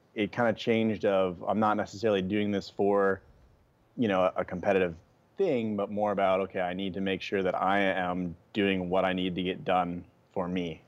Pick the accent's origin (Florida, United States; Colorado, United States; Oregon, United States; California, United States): Oregon, United States; moved away as an adult; now in Hawaii, United States; I grew up in Oregon, and that's where my, like, passion for the outdoors started